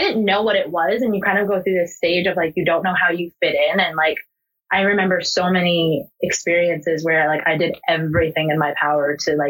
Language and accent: English; United States; born or raised there